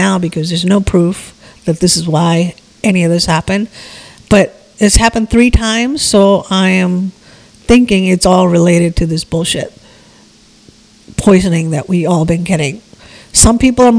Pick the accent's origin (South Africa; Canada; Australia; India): India; moved away; I was born in India